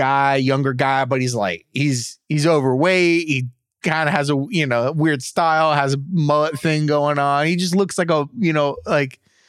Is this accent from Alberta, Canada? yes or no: yes; Alberta, Canada; I'm from Alberta. This is my goat.